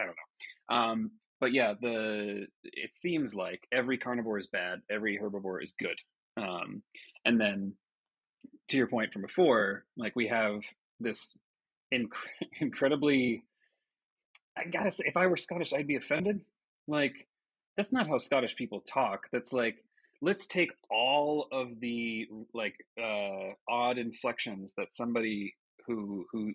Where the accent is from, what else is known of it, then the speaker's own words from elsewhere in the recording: United States; my memory of this is as an American child